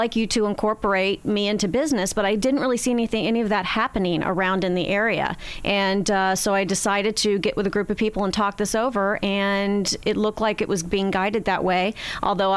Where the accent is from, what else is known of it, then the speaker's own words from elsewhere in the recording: Beaverton, Oregon, United States; moved away as an adult; now in Florida, United States; I moved from my hometown in Beaverton, Oregon to here in Florida in 1985